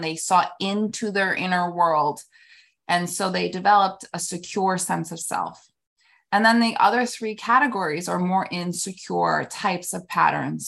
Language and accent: English; New York City, New York, United States; moved away as an adult; also born or lived in New Jersey / Florida; now in Palm Beach, United States; born and raised in New York, um, city till, like, about seven or eight, then New Jersey, then back in the city.